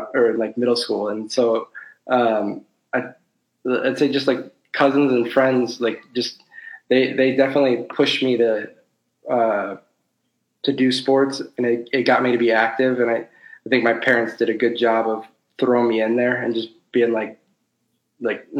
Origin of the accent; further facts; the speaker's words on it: South Bend, Indiana, United States; Born, raised, and currently living in South Bend, Indiana